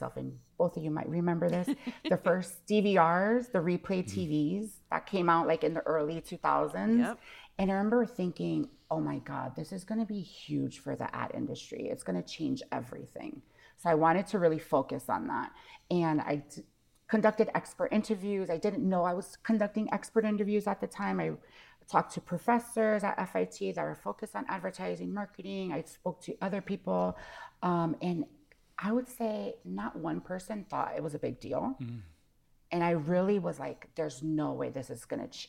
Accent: Connecticut, United States; also born or lived in Hawaii; I grew up in Connecticut. I was born in Hawaii, lived in Hawaii till I was about six. Then we moved to Connecticut

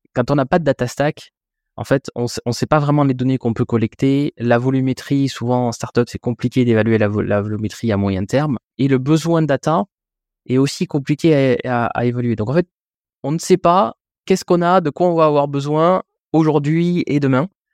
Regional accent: France; en tant que Français

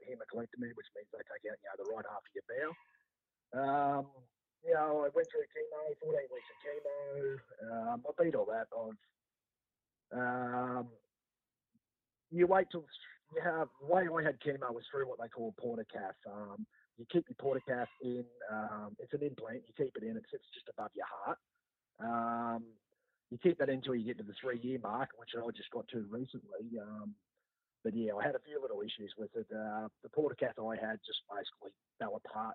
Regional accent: Brisbane, Queensland, Australia; I grew up in Banyo, even though I haven't lived there for over 20 years

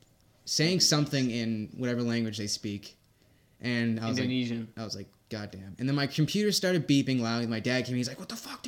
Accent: South Shore, Massachusetts, United States; South Shore. I can't do a Boston accent anymore.

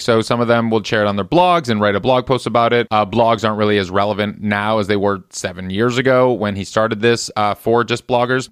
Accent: Midwest, United States; moved away as an adult; now in Los Angeles, United States; I grew up in the Midwest where we have brutal winters.

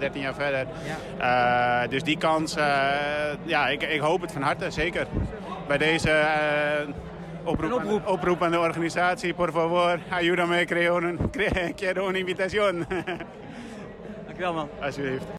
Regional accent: Netherlands; als Nederlander

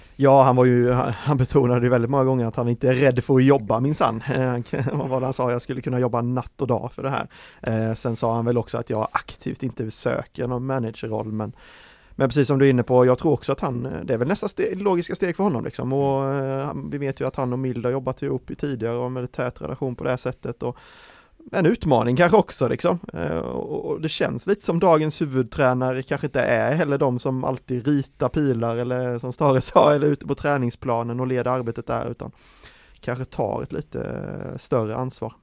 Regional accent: Värnamo, Jönköping County, Sweden; jag är ju från eh, Värnamo-trakten, eh, smålänning eh, som jag är

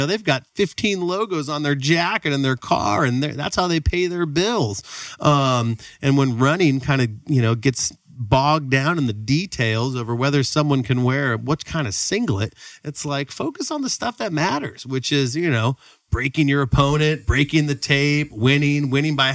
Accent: Sacramento, California, United States; Sacramento's my hometown. We love Sacramento

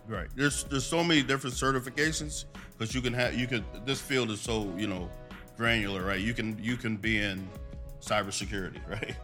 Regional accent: Allentown, Pennsylvania, United States; I come from Allentown, this, you know, born and raised.

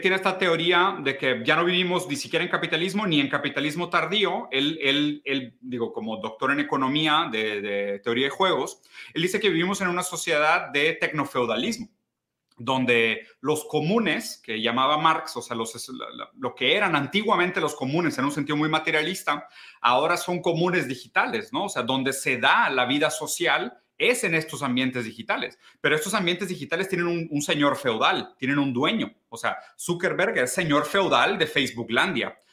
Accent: Brazil; also born or lived in Italy; yo soy brasileño

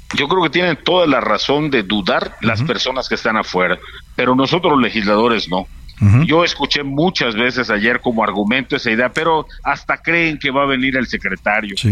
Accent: Yucatán, Mexico; Yo soy yucateco

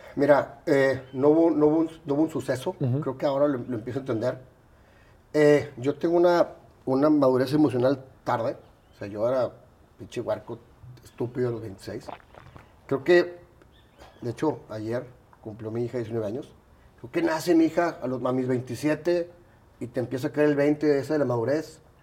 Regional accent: Monterrey, Nuevo León, Mexico; also born or lived in Mexico City; Viví, nací aquí, eh, me fui a la Ciudad de México 12 años y regreso a los 13

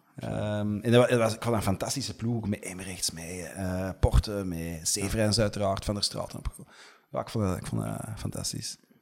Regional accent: Antwerp, Flanders, Belgium; also born or lived in Merksem; mijn eh, ouders woonden toen al in Deurne en ik ben gewoon eh, opgegroeid in Deurne.

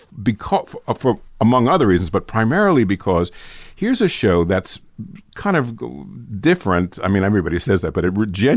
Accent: New York City, New York, United States; I grew up in New York City. My parents were both also born and bred in New York.

